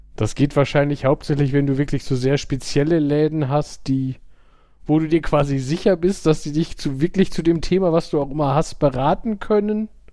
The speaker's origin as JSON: {"language": "German", "town": "Gladbeck", "region": "North Rhine-Westphalia", "country": "Germany", "said": "bei uns in, also da in Gladbeck gab es zwei Videotheken"}